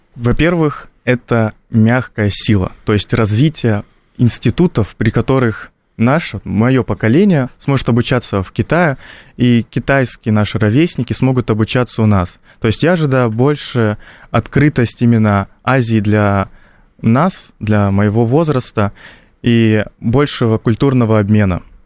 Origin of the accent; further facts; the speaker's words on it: North Ossetia–Alania, Russia; Лично я из Осетии, из такого традиционного региона